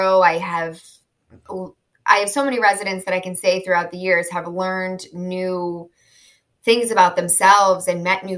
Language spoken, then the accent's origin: English; Chicago, Illinois, United States; moved away as an adult; now in South Florida, United States; I'm from Chicago, born and raised, and moved to South Florida about 5 years ago.